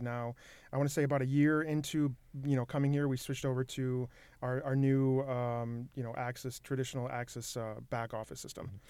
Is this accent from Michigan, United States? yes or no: yes; Michigan, United States; moved away as an adult; now in Minnesota, United States; I grew up in Michigan